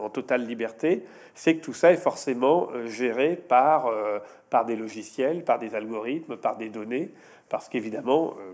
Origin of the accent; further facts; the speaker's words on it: France; je suis chez moi, je suis à Bordeaux, parce, pas parce que je paye des impôts, je suis français, je suis européen